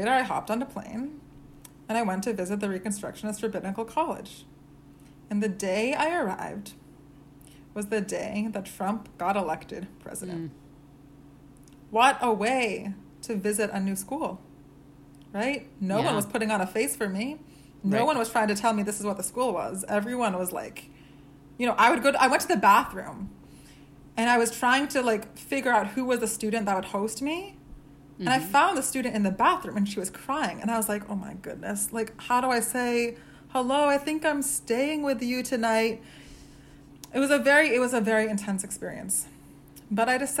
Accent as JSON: {"language": "English", "region": "Maine", "country": "United States", "tie": "born or raised there", "said": "I grew up in Maine"}